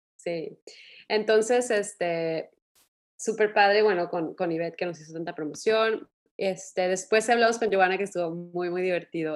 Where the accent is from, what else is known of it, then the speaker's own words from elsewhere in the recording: Mexico; así somos eh, los mexicanos